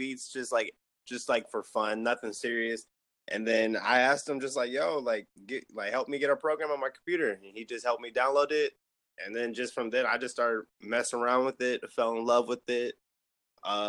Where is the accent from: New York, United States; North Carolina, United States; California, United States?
California, United States; San Diego; I'm from San Diego, California